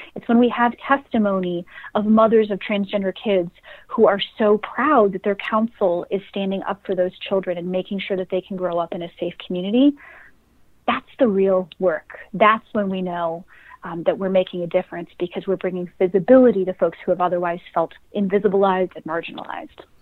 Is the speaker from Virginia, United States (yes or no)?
no; Jamestown, New York, United States; I grew up in Western New York, a small town called Jamestown